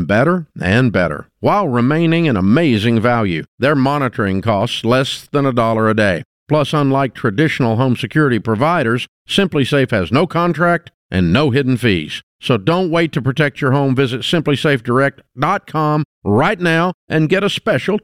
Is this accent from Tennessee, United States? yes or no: yes; Maryville, Tennessee, United States; I was born in Merville